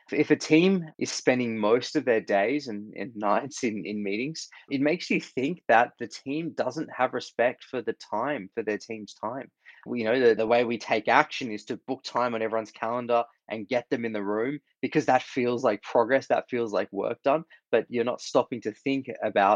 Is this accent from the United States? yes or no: no; Australia; moved away; Grew up in Australia, as you can hear from my accent